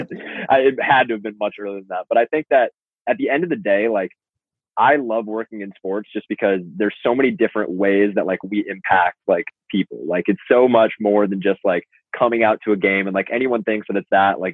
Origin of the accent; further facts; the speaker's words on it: Los Angeles, California, United States; moved away as an adult; now in New Jersey, United States; I'm from Los Angeles